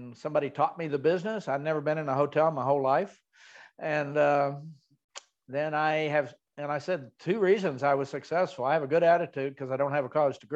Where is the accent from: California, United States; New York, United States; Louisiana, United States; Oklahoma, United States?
Oklahoma, United States; Copan; moved away; I grew up in Copan, Oklahoma on a farm